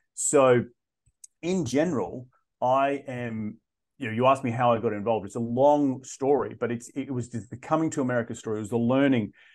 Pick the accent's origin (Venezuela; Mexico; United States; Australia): Australia; moved away as an adult; also born or lived in London / South of France; I'm originally from Australia